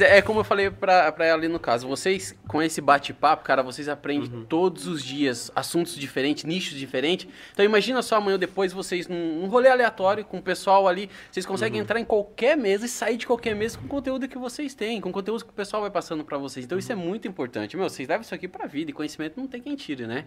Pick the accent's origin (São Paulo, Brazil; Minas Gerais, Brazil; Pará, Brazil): São Paulo, Brazil; São Miguel Arcanjo; moved away; eu vim de São Miguel Arcanjo, uma cidade que é o interior do interior, é a capital da uva